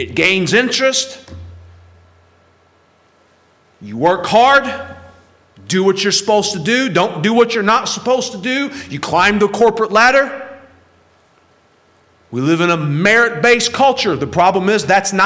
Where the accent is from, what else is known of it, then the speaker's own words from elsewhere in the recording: United States; especially as Americans